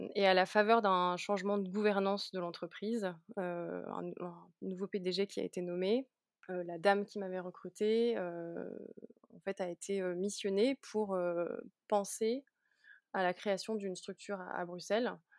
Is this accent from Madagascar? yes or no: no; Lyon, Auvergne-Rhône-Alpes, France; also born or lived in Münster, Germany / Warsaw, Poland / Brussels, Belgium; now in Lille, France; moi je viens de la région lyonnaise, donc de Lyon